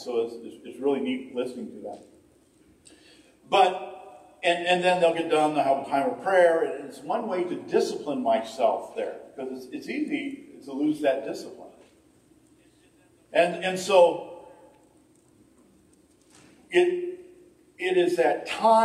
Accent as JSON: {"language": "English", "region": "Ohio", "country": "United States", "said": "I'm from Ohio"}